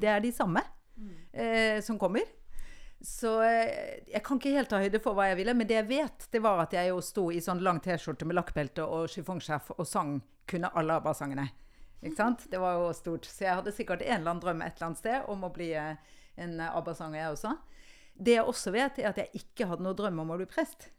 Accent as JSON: {"language": "Norwegian", "region": "Oslo", "country": "Norway", "tie": "born or raised there", "also_born_or_lived": "Bergen", "accent": "østlandsk; inner Oslo", "said": "jeg vokste opp på Nordstrand"}